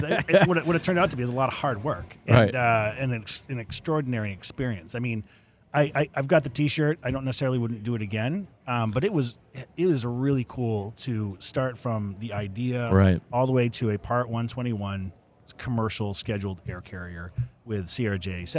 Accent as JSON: {"language": "English", "region": "Central Maine", "country": "United States", "tie": "born or raised there", "also_born_or_lived": "Portland, Maine", "moved": "as an adult", "lives_now": "Melbourne, Florida, United States", "said": "I'm born and bred in Maine, and I'm a Mainer."}